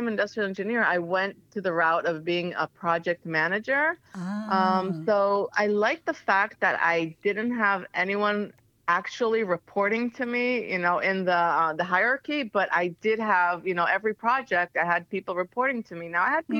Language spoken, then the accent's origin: English; Ra'anana, Central District, Israel; moved away; also born or lived in Tel Aviv; I was born and raised in Ra'anana, but I lived in Tel Aviv. I lived in the countryside, so all around